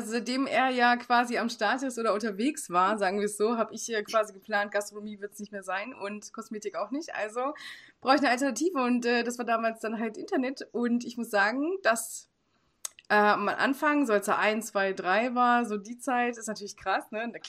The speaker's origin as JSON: {"language": "German", "region": "Hamburg", "country": "Germany", "said": "ich komme halt aus Hamburg."}